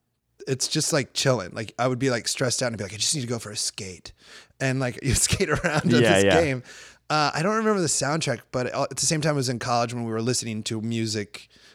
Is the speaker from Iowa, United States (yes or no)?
yes; Iowa, United States; moved away as an adult; now in Los Angeles, United States; when I lived in Huntington Beach for 1 year when I moved to Los Angeles from Iowa